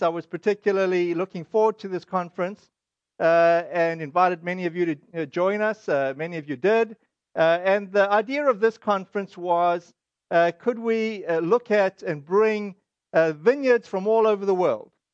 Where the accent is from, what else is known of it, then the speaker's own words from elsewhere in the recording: South Africa; now in United States; this is our South African, uh, heritage